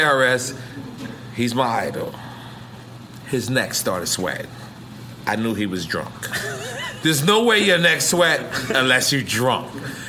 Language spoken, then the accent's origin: English; New York City, New York, United States; I'm from Queens